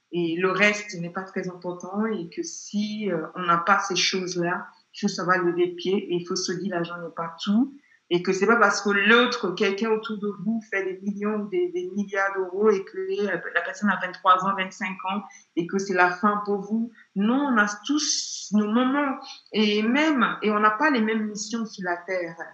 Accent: England, United Kingdom; French is a second language; je suis pas euh, française d'origine, je suis anglaise.

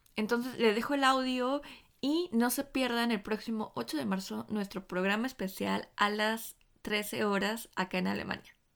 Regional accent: Chile; now in Stuttgart, Germany; soy parte de la Red Feminista de Chilenes Migrantes

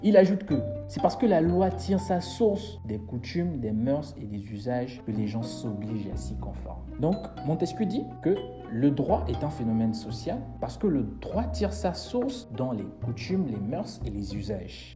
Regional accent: Gabon; je suis gabonais, je vis au Gabon, je suis étudiant à l'université Omar Bongo

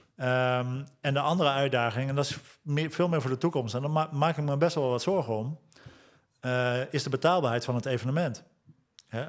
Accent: Lent, Gelderland, Netherlands; ik ben geboren en getogen in Lent

